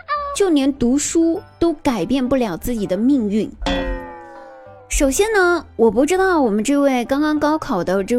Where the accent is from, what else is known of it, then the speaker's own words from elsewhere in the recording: southern China, China; 作为南方人的我也想问问